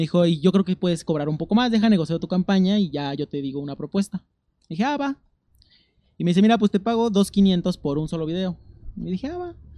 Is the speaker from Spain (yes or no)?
no; Amecameca, State of Mexico, Mexico; moved away as an adult; Yo soy del Estado de México. y ¿Del Estado qué este, zona? De Amecameca. Ah. Y yo crecí ahí toda mi vida